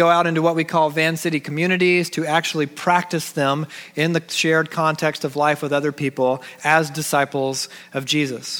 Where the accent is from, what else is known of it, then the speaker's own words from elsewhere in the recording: Georgia, United States; moved away; because I'm from Georgia. When we lived in Georgia